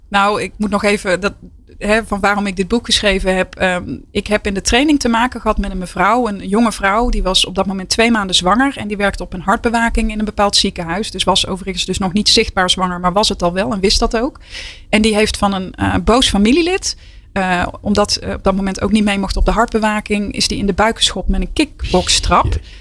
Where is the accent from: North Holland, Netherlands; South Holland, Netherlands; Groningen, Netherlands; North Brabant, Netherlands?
North Brabant, Netherlands; ik ben een echte Brabantse